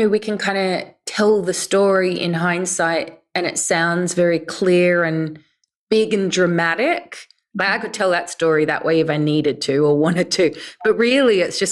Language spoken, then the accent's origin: English; Australia; now in London, United Kingdom; I grew up in Australia and live in the UK now